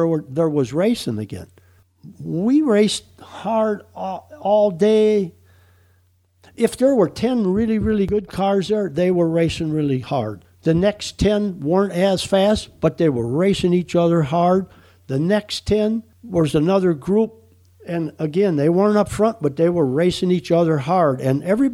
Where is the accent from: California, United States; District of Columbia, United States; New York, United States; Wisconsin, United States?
Wisconsin, United States; moved away; I grew up racing in Wisconsin